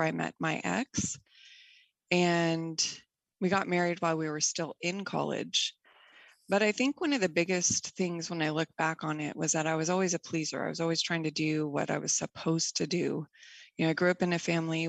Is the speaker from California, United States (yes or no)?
yes; Bay Area, California, United States; I grew up in the Bay Area in California